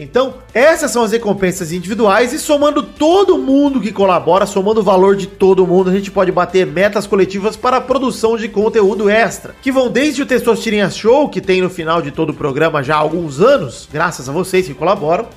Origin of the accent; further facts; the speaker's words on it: Rio Grande do Sul, Brazil; moved away; also born or lived in Bahia; Eu nasci no Rio Grande do Sul